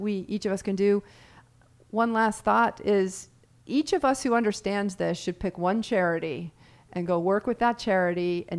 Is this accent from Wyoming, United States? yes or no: yes; Wyoming, United States; I'm a big steak eater. I grew up on steak in Wyoming.